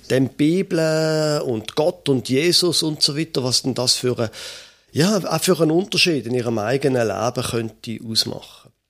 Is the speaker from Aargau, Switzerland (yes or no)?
no; Basel, Basel-Stadt, Switzerland; Ich bin in Basel aufgewachsen, hatte nie gedacht, dass ich einmal noch würde nördlicher wohnen als Basel, aber das mache ich jetzt.